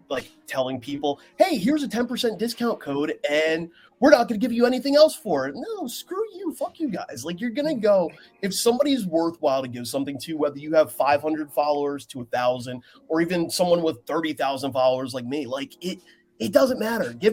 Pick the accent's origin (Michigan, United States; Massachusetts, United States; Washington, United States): Washington, United States; Seattle; I'm from Seattle.